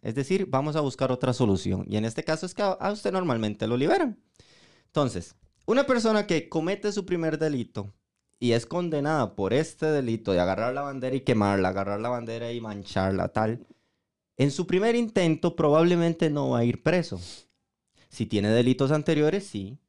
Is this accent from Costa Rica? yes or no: yes; Costa Rica; como costarricenses